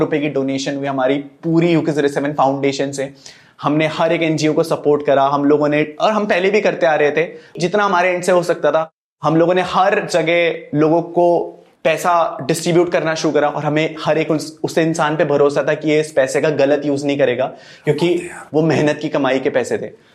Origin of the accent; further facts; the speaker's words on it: Uttarakhand, India; उत्तराखंड के लोग ना बहुत ज्यादा सिंपल होते हैं हम लोगों ने हम पहाड़ी लोग हैं